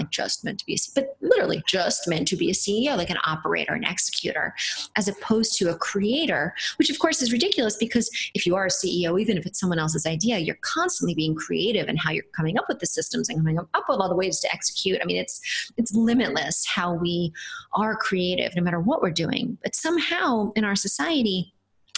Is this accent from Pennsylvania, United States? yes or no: no; New Paltz, New York, United States; I grew up on a farm upstate, not that far upstate, about 90 miles north of New York City, around New Paltz, New York.